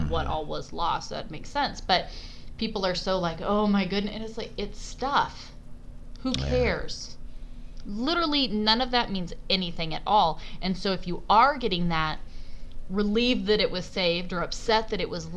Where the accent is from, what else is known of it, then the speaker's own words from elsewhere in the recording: Southern California, United States; we're from Southern California